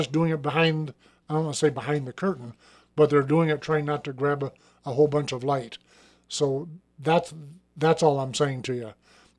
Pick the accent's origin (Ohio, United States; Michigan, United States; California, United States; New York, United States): Michigan, United States; No, I'm from Michigan.